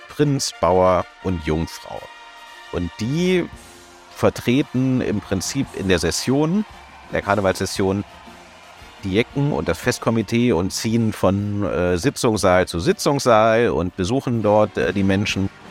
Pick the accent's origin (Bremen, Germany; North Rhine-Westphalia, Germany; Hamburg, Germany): North Rhine-Westphalia, Germany; Cologne